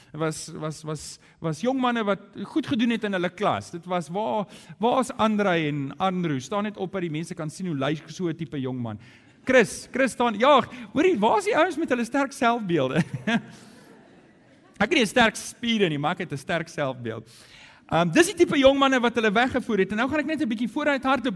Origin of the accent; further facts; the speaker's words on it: Johannesburg, Gauteng, South Africa; moved away as an adult; now in Cape Town, South Africa; ek kom van Johannesburg af